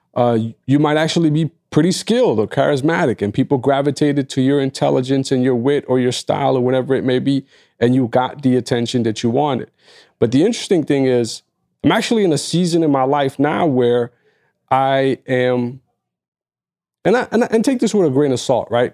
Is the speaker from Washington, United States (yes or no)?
no; New York, United States; as a New Yorker